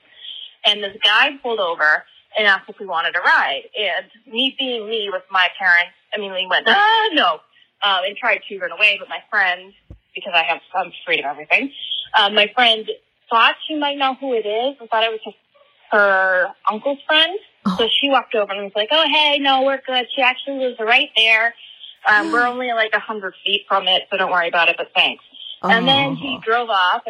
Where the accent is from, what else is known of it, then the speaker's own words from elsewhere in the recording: Abington, Massachusetts, United States; Abington, which was my hometown